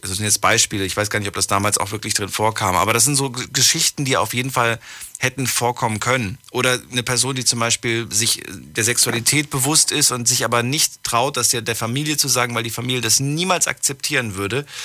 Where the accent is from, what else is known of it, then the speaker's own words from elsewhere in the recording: Sulzbach, Germany; ich komme aus Sulzbach.